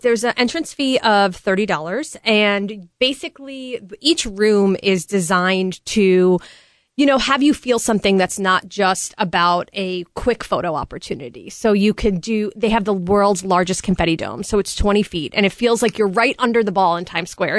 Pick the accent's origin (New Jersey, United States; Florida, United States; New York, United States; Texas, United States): New York, United States; I'm originally from New York